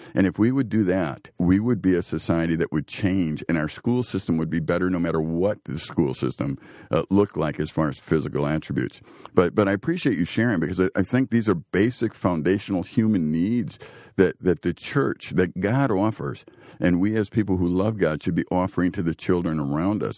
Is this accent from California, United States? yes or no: no; Chicago, Illinois, United States; now in Green Bay, United States; growing up in Chicago and, and seeing the gangs